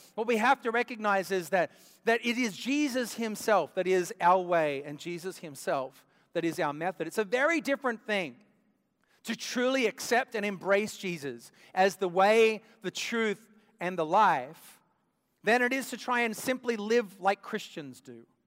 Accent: Australia; moved away; I grew up in Australia

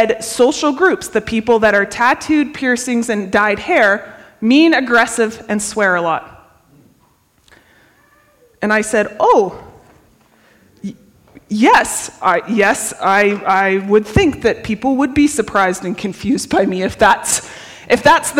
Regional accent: Canada; we're Canadian

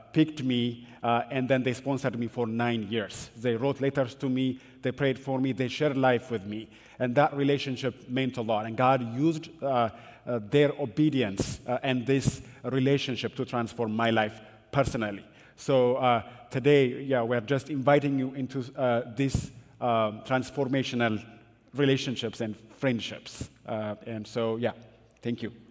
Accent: Addis Ababa, Ethiopia; moved away; I grew up in Ethiopia. In Addis Ababa, it's a very big city

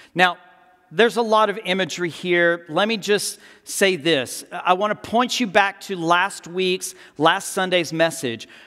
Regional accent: Texas, United States; I'm from Texas.

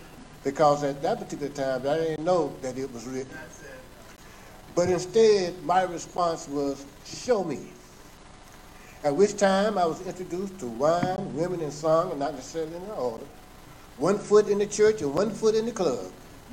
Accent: South Carolina, United States; also born or lived in Philadelphia; I was born in Philadelphia, Pennsylvania in 1948 and moved to South Carolina in 1952. Graduated from high school in 1966.

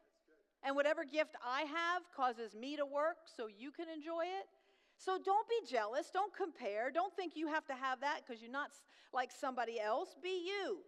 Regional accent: New York, United States; moved away; I'm loud, I'm tall, I'm from New York, I'm Italian

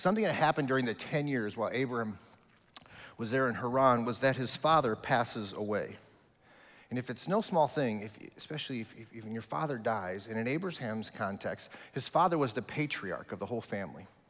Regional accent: Omaha, Nebraska, United States; moved away as an adult; now in Kentucky, United States; my hometown of Omaha, Nebraska. All of my family is there, uh, my whole history is there

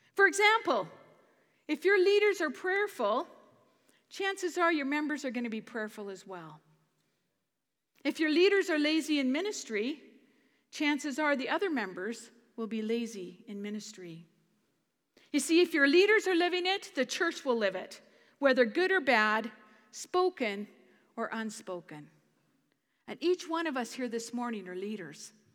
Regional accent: Canada; as a Canadian

